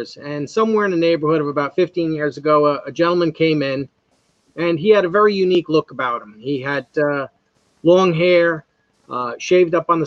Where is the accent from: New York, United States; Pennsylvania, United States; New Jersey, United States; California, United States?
New York, United States; North Fork of Long Island; growing up in the North Fork of Long Island, we have a strong Indian heritage